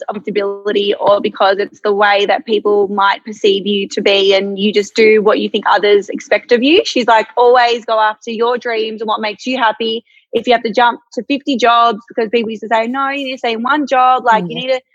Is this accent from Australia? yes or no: yes; Melbourne, Victoria, Australia; I'm born and raised in Melbourne. I haven't lived anywhere else. I grew up in the northern suburbs